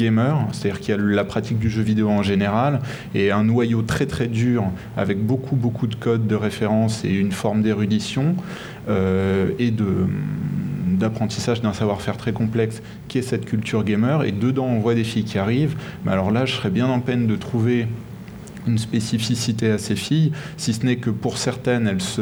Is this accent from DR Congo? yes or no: no; France; chez nous en France